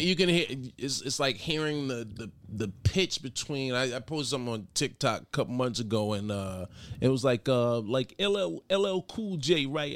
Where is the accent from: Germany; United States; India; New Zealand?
United States; New York City, New York; also born or lived in Mount Vernon, New York; Grew up in, uh, the Bronx, born in the Bronx, raised Mount Vernon, New York